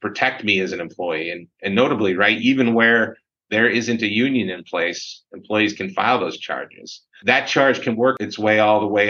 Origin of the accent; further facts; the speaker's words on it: Syracuse, New York, United States; I grew up in Syracuse, was from the area